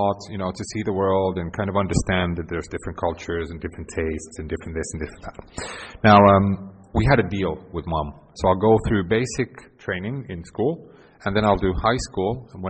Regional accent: Helsinki, Uusimaa, Finland; born there; English is a second language; Now, I was born in 1975 in Helsinki, born into a family where mom and dad both worked for the local airline, for Finnair.

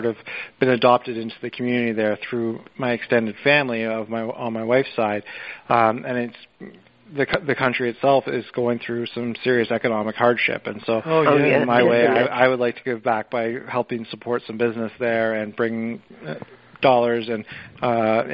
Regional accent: Toronto, Ontario, Canada; moved away as an adult; also born or lived in Brooklyn / Long Island; now in Southampton, United States; I was born and raised in Toronto, Canada, and I moved down to New York City in 2009, and I've been here ever since.

